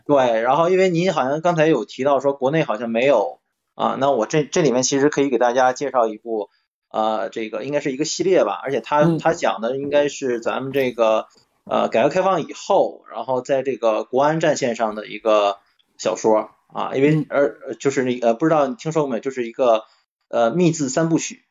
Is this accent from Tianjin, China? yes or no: no; Dandong, Liaoning, China; 我的家乡其实是在这个丹东啊